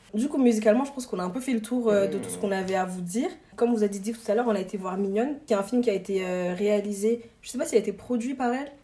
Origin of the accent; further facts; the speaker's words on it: Mali; moi je suis malienne